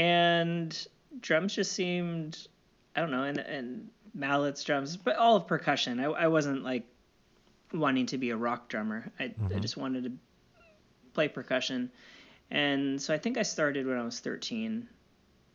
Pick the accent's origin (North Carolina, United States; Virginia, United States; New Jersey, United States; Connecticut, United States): Virginia, United States; outside DC, Northern; I'm from Northern Virginia, outside DC.